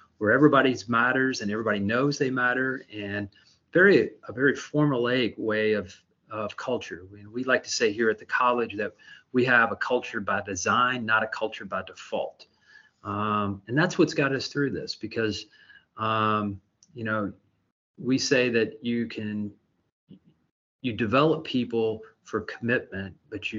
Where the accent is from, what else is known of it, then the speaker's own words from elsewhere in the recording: Louisville, Kentucky, United States; being a native Louisvillian and being recognized in my hometown